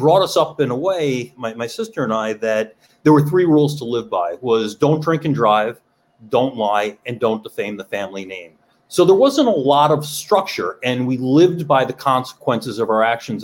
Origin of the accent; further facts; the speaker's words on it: New York, United States; I grew up in New York.